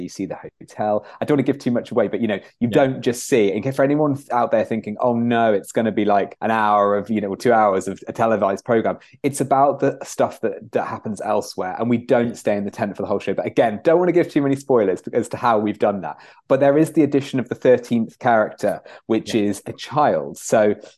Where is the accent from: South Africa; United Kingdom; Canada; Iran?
United Kingdom; Nottingham, East Midlands; we're both from Nottingham